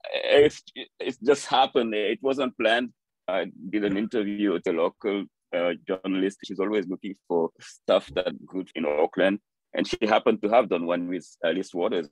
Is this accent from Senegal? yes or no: yes; Dakar, Senegal; moved away as an adult; now in New York, United States; I, grew up in Dakar, the capital city of Senegal